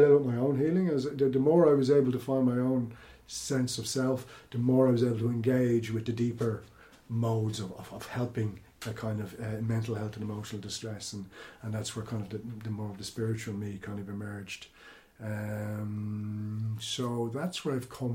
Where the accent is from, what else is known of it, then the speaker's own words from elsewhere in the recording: Ireland; I am born Irish, consider myself Celtic